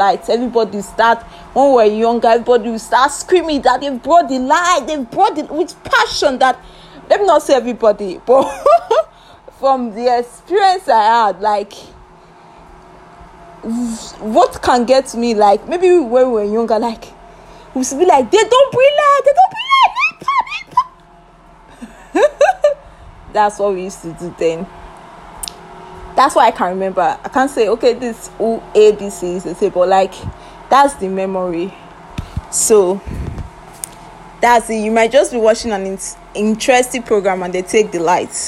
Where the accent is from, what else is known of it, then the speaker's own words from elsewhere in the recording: Nigeria; As a Nigerian that I've lived for more for a long time